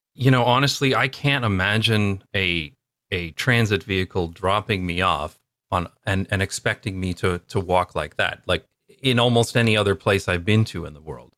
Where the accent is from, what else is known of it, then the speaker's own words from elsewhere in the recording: London, Ontario, Canada; moved away; my hometown called Wonderland Road